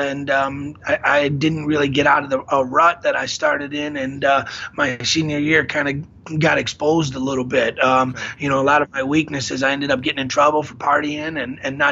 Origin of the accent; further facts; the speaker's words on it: Chicago, Illinois, United States; also born or lived in Iowa City; I come back to Chicago. And my father is a youth wrestling coach here in Chicago